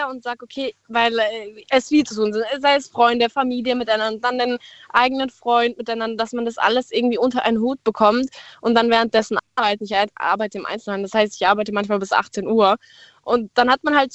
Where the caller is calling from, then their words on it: Baden-Württemberg, Germany; Achso, ähm, äh, Nähe Pforzheim.